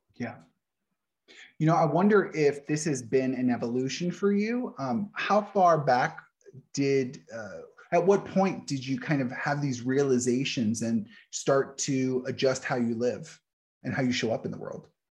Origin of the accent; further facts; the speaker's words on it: New Orleans, Louisiana, United States; moved away; I grew up in New Orleans